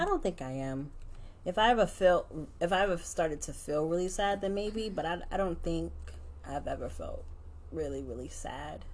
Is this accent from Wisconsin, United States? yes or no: no; New York City, New York, United States; moved away; growing up in New York